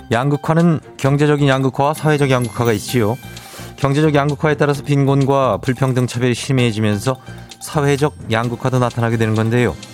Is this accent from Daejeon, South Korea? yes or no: no; Busan, South Korea; 저 부산 유랑여중 출신이에요.